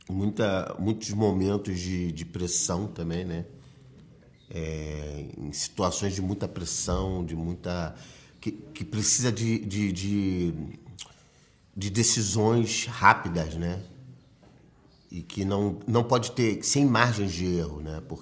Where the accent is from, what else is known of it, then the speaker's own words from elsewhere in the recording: Galicia, Spain; soy gallega